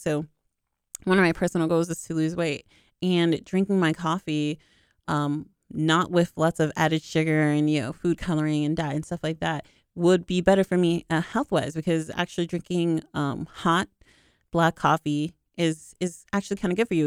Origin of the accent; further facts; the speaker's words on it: Boston, Massachusetts, United States; I'm from the East Coast, I'm from Boston